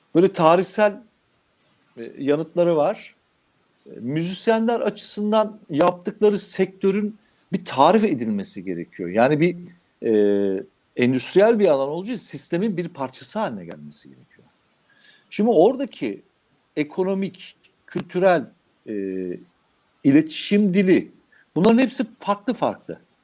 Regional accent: Anamur, Mersin, Turkey; Şimdi benim olduğum kasaba memleketim Anamur

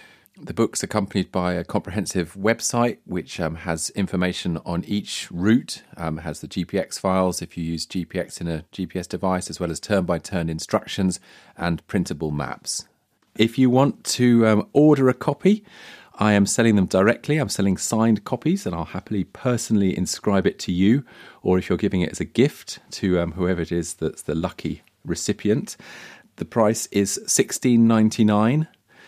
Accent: Wales, United Kingdom; now in England; I bought your first book because I live in the South. I bought the second book because I'm originally from Wales

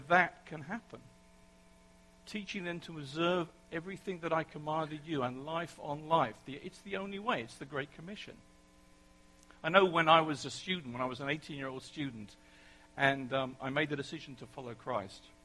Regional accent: England, United Kingdom; accent: English; moved away; my English accent

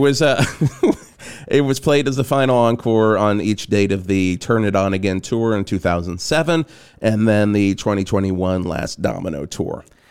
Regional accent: the South, United States; growing up in the South

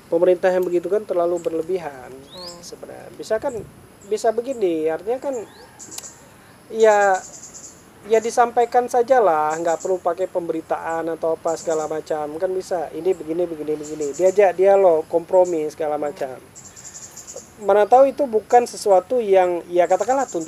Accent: Aceh, Indonesia; born there; Saya bisa dipilih, saya nggak mau lahir di Aceh. Cuma punya dua musim.

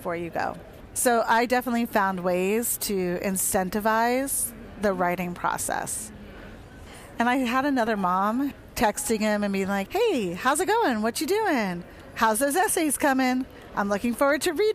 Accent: New Jersey, United States; I grew up in New Jersey and I have that attitude.

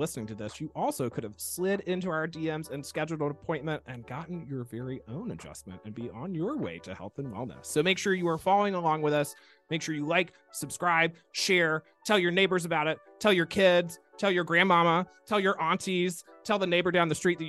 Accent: Mobile, Alabama, United States; From Mobile

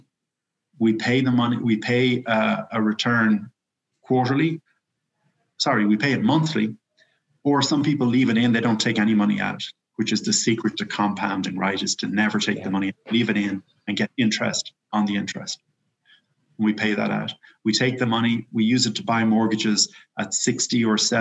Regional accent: Ireland; moved away; I'm from Ireland

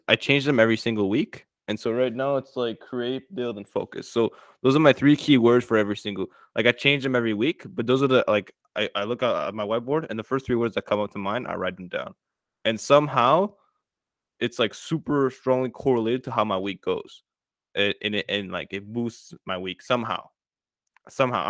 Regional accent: France; also born or lived in Central Africa; now in Canada; I'm originally from France, but I live in Canada right now.

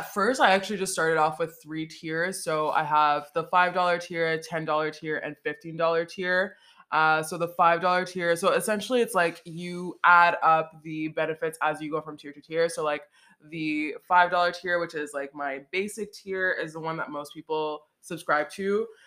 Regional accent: Montreal, Quebec, Canada; That I'm not French. I'm from Montreal.

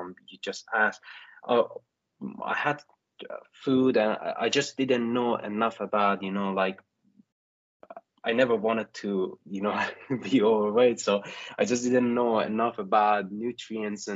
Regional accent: Iran; moved away; I'm originally from Iran

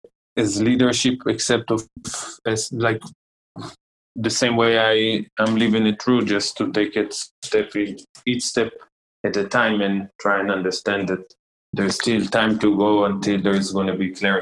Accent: Israel; English is a second language; maybe I'm biased because I am from Israel, but I'm telling you honestly, I don't see myself in the next year living in Israel

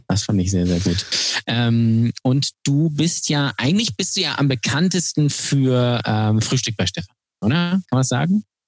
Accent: Lübeck, Schleswig-Holstein, Germany; Ich bin der Einzige, äh, glaube ich, der äh, noch nicht weggezogen ist aus Lübeck, der da geboren wurde.

